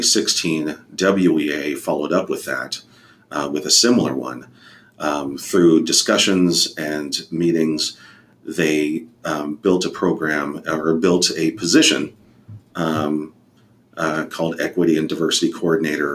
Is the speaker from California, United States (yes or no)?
no; Airway Heights, Washington, United States; also born or lived in Fairfax, Virginia / Alaska; So we went to Airway Heights, Washington, just outside of Spokane, which is very poverty stricken.